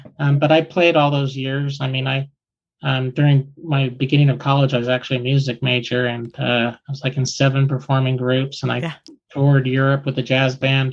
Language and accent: English; Concord, California, United States; I grew up in Concord, California, where the Concord Jazz label is